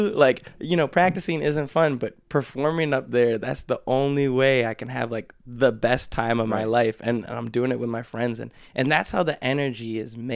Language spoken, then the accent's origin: English; Minnesota, United States; now in Pittsburgh, United States; Minnesota, so okay. I come from the land